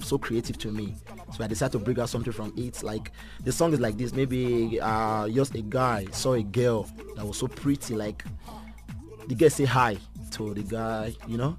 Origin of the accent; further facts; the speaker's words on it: Benin City, Edo, Nigeria; moved away as an adult; now in South Africa; I was born in Benincity. I grew up there